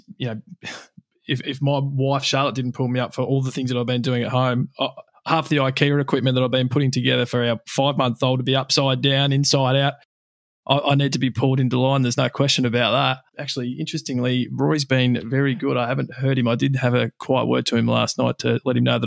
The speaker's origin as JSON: {"language": "English", "country": "Australia", "said": "as Australian HR professionals"}